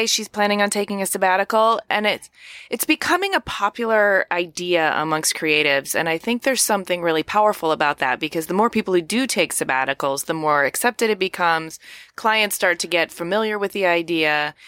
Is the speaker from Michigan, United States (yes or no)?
yes; Ypsilanti, Michigan, United States; also born or lived in New York City; now in Los Angeles, United States; I'm from Ypsilanti originally